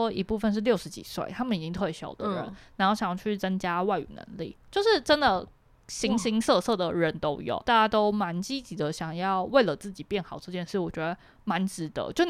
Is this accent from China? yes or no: no; Matsu, Lienchiang County, Taiwan; moved away; 因为我毕竟是在马祖长大嘛。